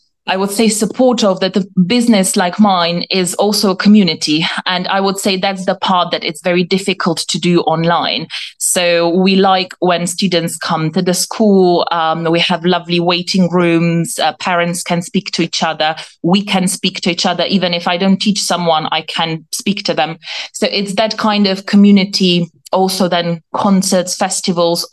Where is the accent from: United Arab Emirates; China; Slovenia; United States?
Slovenia; now in United Kingdom; I'm not originally from the UK. I'm from Slovenia.